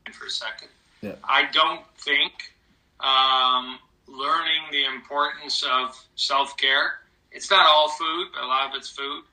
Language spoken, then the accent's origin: English; Oak Park, Michigan, United States; also born or lived in Ann Arbor, Michigan / Dallas / Kansas City; I grew up in Oak Park